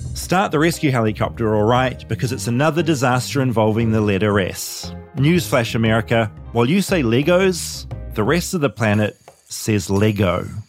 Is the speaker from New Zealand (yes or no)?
yes; New Zealand; in New Zealand, we say math